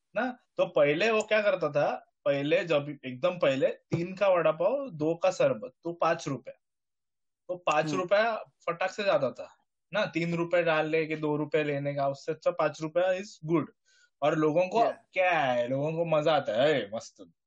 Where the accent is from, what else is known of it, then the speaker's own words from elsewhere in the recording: just outside Bombay, village just before Goa, Maharashtra, India; मैं बॉम्बे में भी पूरा कभी गया नहीं बॉम्बे के जस्ट पहले वाला